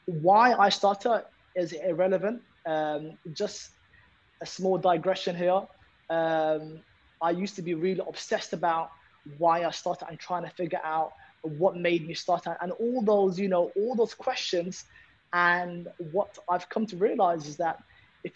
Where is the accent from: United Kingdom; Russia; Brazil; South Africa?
United Kingdom; London; There's 7 of us, you know, growing up in London.